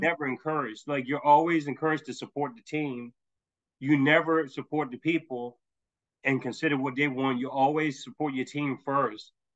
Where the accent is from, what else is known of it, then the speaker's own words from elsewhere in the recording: Tennessee, United States; I'm from Tennessee